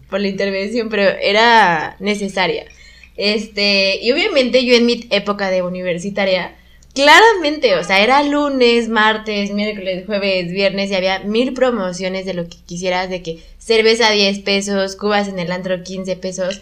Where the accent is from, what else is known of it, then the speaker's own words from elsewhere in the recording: Querétaro, Mexico; moved away as an adult; also born or lived in Mexico City / Guanajuato; soy de Ciudad de México, pero crecí en Querétaro, pero estudié en Guanajuato